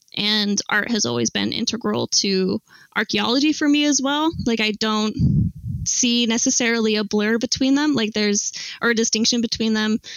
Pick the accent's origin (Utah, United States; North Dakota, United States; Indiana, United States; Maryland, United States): Utah, United States; Salt Lake City; I grew up in Salt Lake City, Utah